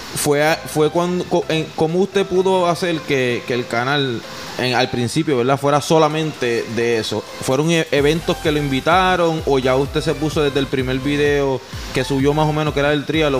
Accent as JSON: {"language": "Spanish", "country": "Puerto Rico", "said": "Puerto Rico también le decimos, le decimos colo a los colorados."}